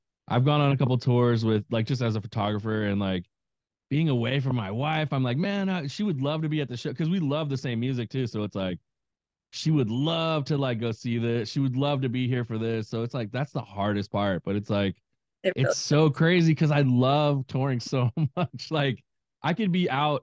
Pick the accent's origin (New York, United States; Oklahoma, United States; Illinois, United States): Illinois, United States; Naperville; I grew up in like Naperville